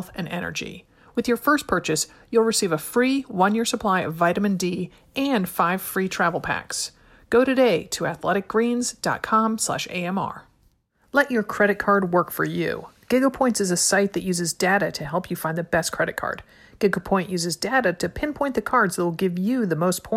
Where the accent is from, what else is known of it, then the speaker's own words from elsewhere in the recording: Stamford, Connecticut, United States; now in Portland, United States; I'm a native of Connecticut